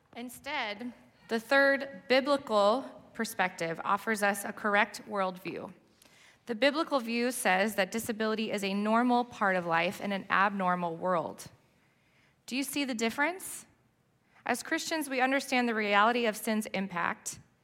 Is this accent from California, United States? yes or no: yes; Southern California, United States; moved away as an adult; now in New Jersey, United States; I grew up in Southern California, and he somehow convinced me to move to New Jersey eight years ago.